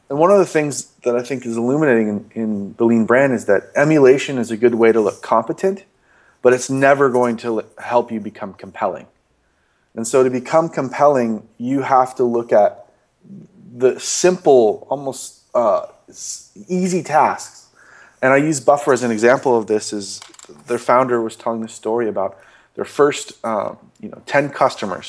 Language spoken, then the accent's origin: English; Los Angeles, California, United States; also born or lived in Las Vegas, Nevada; born in Las Vegas and raised in Los Angeles